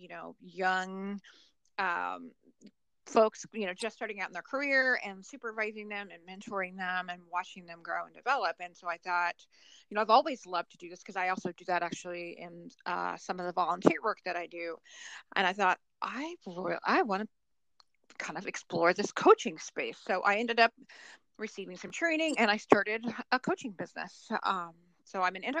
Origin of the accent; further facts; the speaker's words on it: Oklahoma, United States; now in Columbus, United States; So I live in Columbus, Ohio. I'm from Oklahoma originally.